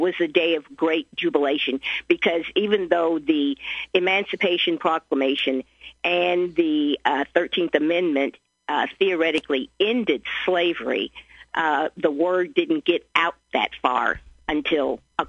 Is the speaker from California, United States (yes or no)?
no; Carbondale, Illinois, United States; now in Springfield, United States; I grew up in Carbondale in the southern part of the state